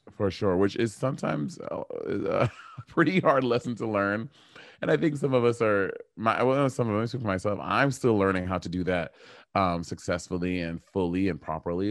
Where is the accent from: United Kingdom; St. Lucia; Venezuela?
St. Lucia; moved away; my family is from Saint Lucia, and I grew up in Saint Lucia for a big chunk of my life.